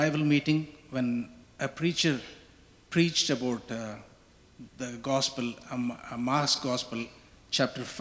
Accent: India; moved away

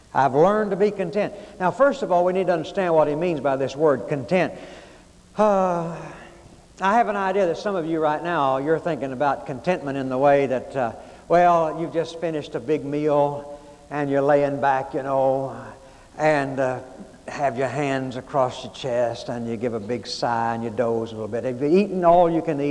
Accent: Arkansas, United States; I was growing up in Arkansas that in grade school

